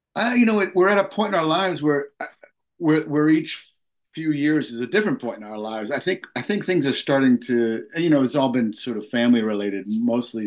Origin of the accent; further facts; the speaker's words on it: Long Island, New York, United States; when I was a kid growing up on Long Island